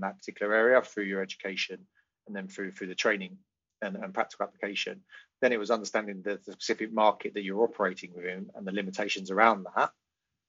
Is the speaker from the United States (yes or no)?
no; United Kingdom; being a white UK, used to be European, sadly not anymore